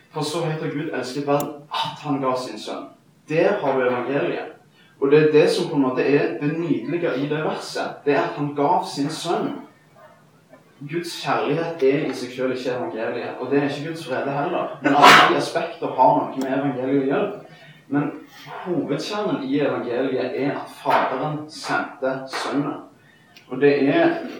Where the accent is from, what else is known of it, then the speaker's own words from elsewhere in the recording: Stavanger, Rogaland, Norway; født og oppvokst i Stavanger.